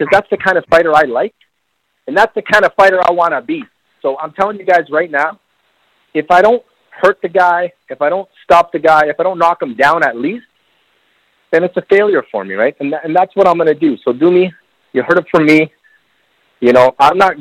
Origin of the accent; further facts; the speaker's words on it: Bolivia; I'm from Bolivia, man. From Bolivia.